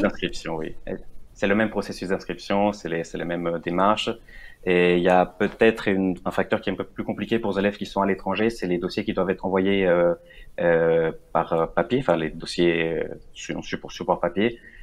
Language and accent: French; Venezuela; moved away as an adult; now in France; à la base, je viens du Venezuela